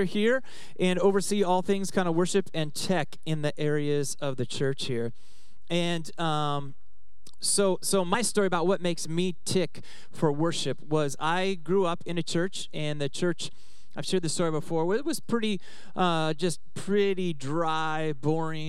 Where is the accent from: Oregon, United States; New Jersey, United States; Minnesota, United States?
Oregon, United States; moved away; also born or lived in Southern California; I grew up in Oregon